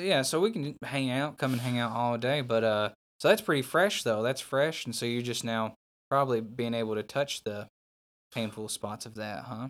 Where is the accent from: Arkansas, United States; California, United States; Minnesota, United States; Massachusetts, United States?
Arkansas, United States; Newport; that's where I grew up